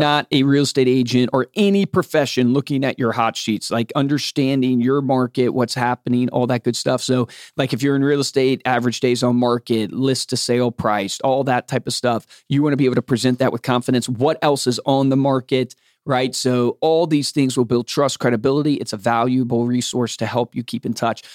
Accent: Fluvanna County, Virginia, United States; I grew up in Flavana County, Virginia

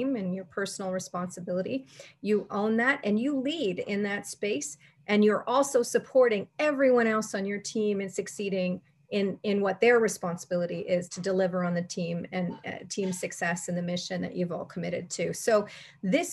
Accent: Canada; as a Canadian

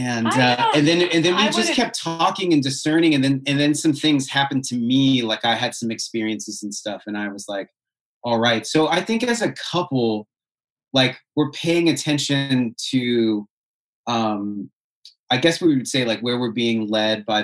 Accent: Seattle, Washington, United States; also born or lived in Houston, Texas / Vancouver, Washington; I'm from Seattle

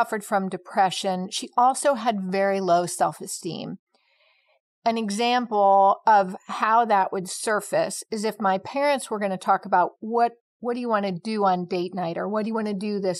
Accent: St. Louis, Missouri, United States; also born or lived in Connecticut; We moved to St. Louis, and that is where I grew up

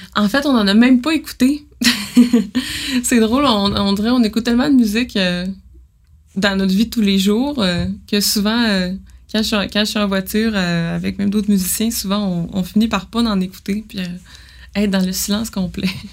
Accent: Jonquière, Quebec, Canada; moved away; also born or lived in Montreal; moi, je viens de Jonquière

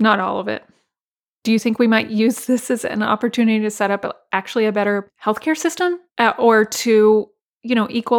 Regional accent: Texas, United States; my home state of Texas

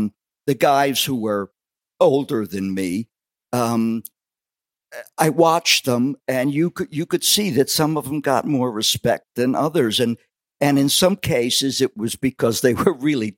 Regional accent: Allentown, Pennsylvania, United States; also born or lived in Wildwood, New Jersey; that's growing up on the south side of Allentown.

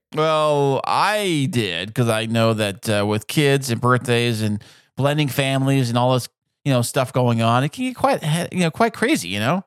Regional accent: San Diego, California, United States; born and bred and never left

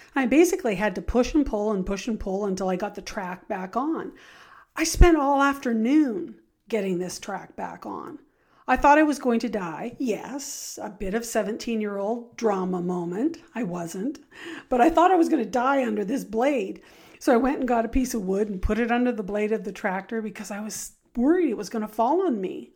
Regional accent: Richmond, British Columbia, Canada; I grew up in Richmond, uh, British Columbia. So, I was a city gal

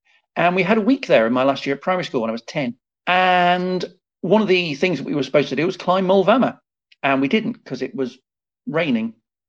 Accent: Liverpool, North West England, United Kingdom; I grew up in Liverpool

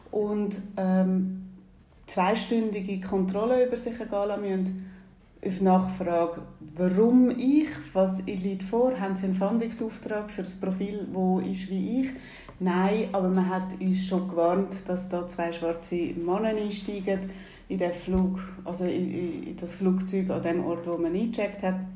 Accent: Nigeria; Ich bin Teil noch in Nigeria aufgewachsen.

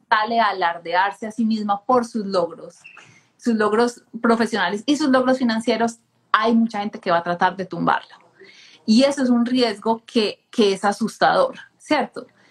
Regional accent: Colombia; crecí en Colombia

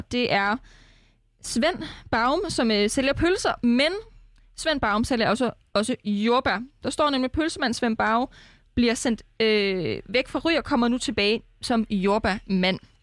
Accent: Denmark; vi som danskere

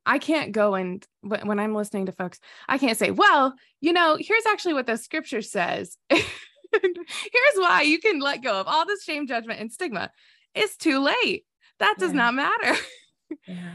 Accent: the South, United States; I grew up in the South

